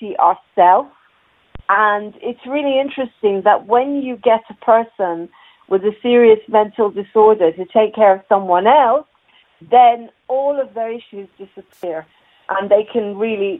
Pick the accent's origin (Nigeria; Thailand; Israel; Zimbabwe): Israel; also born or lived in Ireland; now in England; I was born in Ireland, and I grew up in Israel